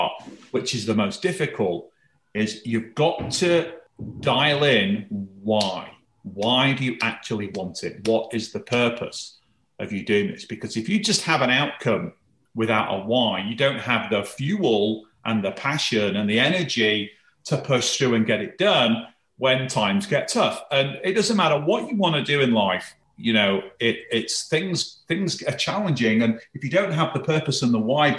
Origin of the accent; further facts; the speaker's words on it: the north of England, United Kingdom; I was born and raised in Northern England, a very working class family.